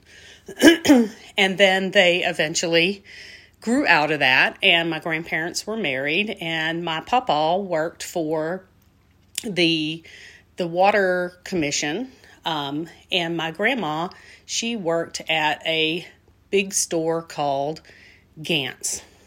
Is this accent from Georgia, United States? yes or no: yes; Albany, Georgia, United States; moved away; I am a Southwest Georgia native. I come from a town called Albany, also pronounced Albany. Albany, Georgia